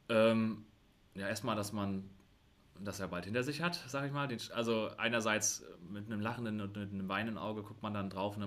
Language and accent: German; Rostock, Mecklenburg-Vorpommern, Germany; also ich bin auch in Rostock geboren ähm, und habe auch den Größteil meines Lebens hier in Rostock gelebt